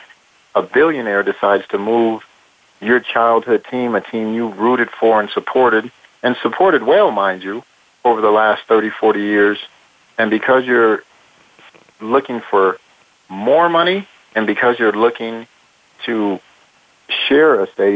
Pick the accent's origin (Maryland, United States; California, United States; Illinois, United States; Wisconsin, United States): California, United States; Oakland; I was born in Oakland